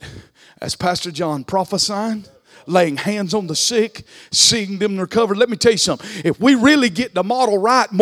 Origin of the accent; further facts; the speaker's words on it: the South, United States; accent: country; I speak country. But God chose me knowing how country I am and how country I speak. And he had enough wisdom not to send me to New York City. He left me in the South